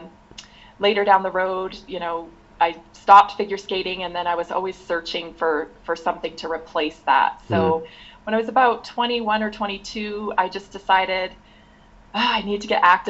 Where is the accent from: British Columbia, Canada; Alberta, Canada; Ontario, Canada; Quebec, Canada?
British Columbia, Canada; Victoria; moved away as an adult; now in United States; I was born in Victoria, moved out here just to go to school